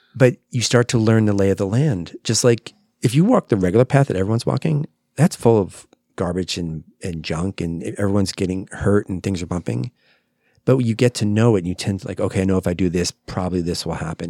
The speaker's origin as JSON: {"language": "English", "region": "New Jersey", "country": "United States", "moved": "yes", "lives_now": "Phoenix, United States", "said": "New Jersey, that's where I'm"}